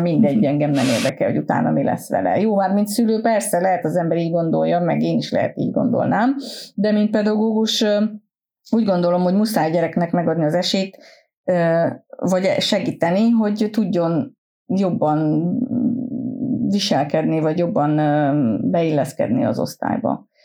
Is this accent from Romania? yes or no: yes; Transylvania, Romania; moved away as an adult; now in Sweden; én otthon Erdélyben volt egy úgynevezett tanítóképző középiskola. Én azt végeztem, ö, kilencediktől tizenharmadikig